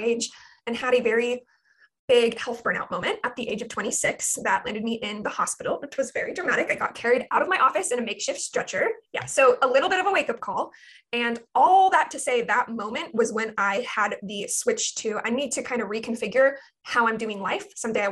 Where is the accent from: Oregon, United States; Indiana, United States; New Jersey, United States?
Oregon, United States; Portland; now in Ventura, United States; I live in Ventura, California, but I'm originally from Portland, Oregon.